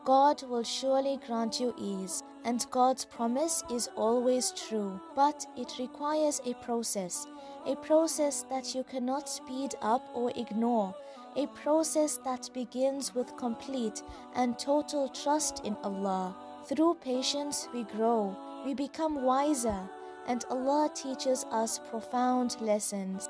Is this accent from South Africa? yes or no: yes; South Africa; I'm a South African Muslim, school teacher, life coach, and an avid traveler.